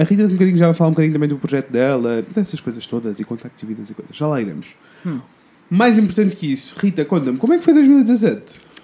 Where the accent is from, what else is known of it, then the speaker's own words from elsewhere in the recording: Coimbra, Centro, Portugal; eu sou de Coimbra